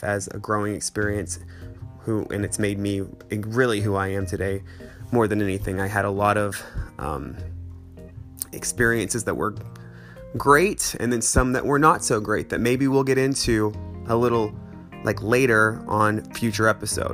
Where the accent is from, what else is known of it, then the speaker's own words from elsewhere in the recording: Fayetteville, Arkansas, United States; moved away as an adult; also born or lived in Denver, Colorado / Los Angeles; I am from Fayetteville, Arkansas originally, but I've lived all over the place